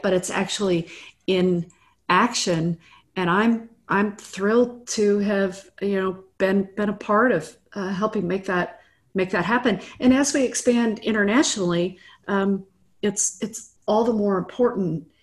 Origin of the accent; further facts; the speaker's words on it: Midwest, United States; now in Austin, United States; I grew up in the Midwest. I'm, I'm just, I'm, I'm a nice Midwest girl. And who now lives in Austin, Texas